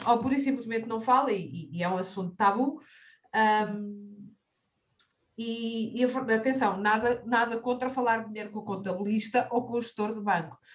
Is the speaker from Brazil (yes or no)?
no; Cascais, Lisbon, Portugal; nascida e criada em Cascais